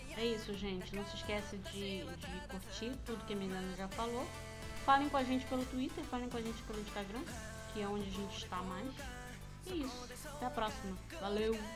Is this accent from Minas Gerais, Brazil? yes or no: no; Rio de Janeiro, Brazil; eu sou, sou do Rio de Janeiro